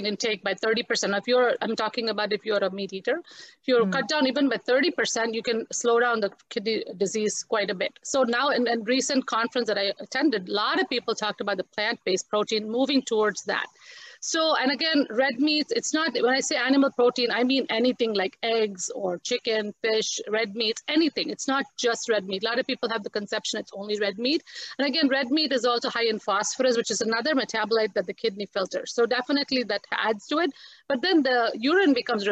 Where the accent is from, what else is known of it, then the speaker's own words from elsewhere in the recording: India; as an Indian also, we are so used to spices